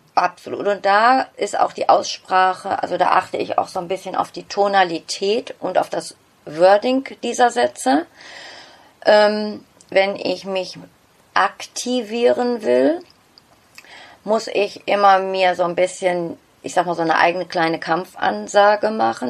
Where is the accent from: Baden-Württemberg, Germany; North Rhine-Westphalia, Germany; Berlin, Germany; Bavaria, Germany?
North Rhine-Westphalia, Germany; Bottrop; first language German; ich bin angesiedelt in Nordrhein-Westfalen, genauer gesagt im Ruhrpott in Bottrop. Okay. Dort ist mein, mein Heimatort